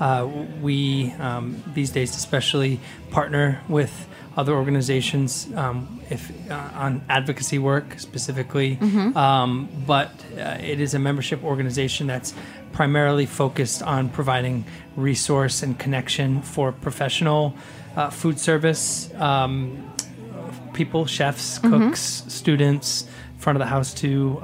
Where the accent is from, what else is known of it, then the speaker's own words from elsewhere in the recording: Rhode Island, United States; I grew up in Rhode Island on the coast